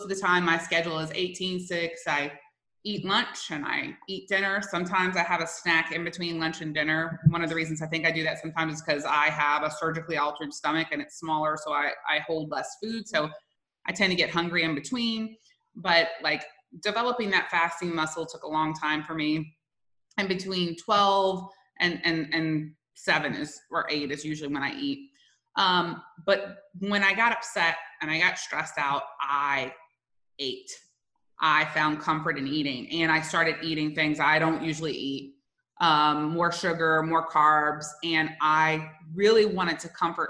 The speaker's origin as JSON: {"language": "English", "region": "South Louisiana", "country": "United States", "moved": "yes", "said": "I'm originally from South Louisiana"}